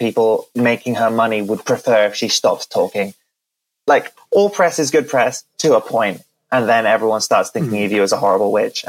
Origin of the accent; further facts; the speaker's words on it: Wales, United Kingdom; I am Welsh. I don't think I mentioned that. I'm born and raised in Wales. Don't really have the accent, unfortunately.